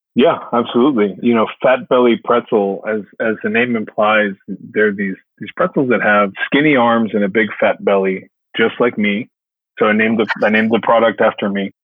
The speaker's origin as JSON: {"language": "English", "town": "Los Angeles", "region": "California", "country": "United States", "moved": "yes", "lives_now": "Nashville, United States", "said": "those are my roots. I'm from Los Angeles, California"}